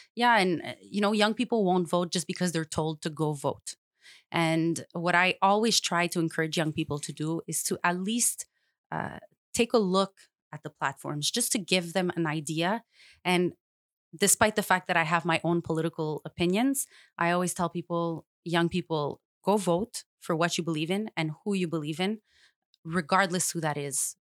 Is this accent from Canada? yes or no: yes; Montreal, Quebec, Canada; I grew up in Saint Leonard